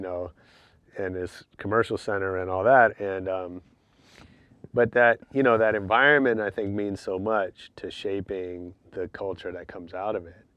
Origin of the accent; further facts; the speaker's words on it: San Francisco, California, United States; I grew up on Hayes and Fillmore.